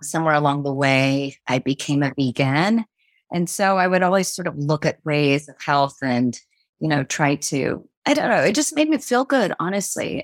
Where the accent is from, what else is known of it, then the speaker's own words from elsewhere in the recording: United States; I was born and raised in the States